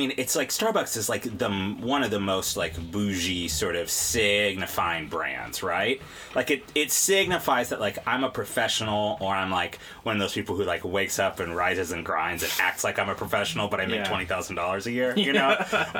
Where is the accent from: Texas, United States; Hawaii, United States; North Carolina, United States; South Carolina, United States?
Texas, United States; Dallas; because I grew up in Dallas, and it was not a thing until, you know, maybe, like, 1994, 95?